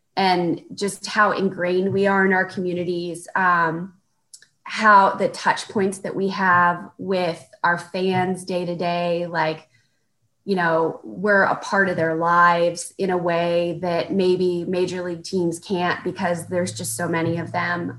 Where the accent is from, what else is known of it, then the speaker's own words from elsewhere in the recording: Corpus Christi, Texas, United States; moved away as an adult; also born or lived in San Antonio, Texas; So I'm from Corpus Christi, Texas. My dad was in the Navy.